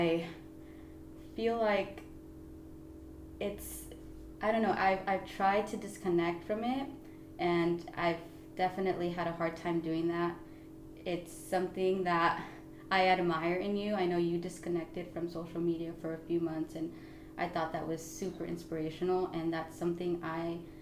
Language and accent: English; Oxnard, California, United States; I was born and raised in Oxnard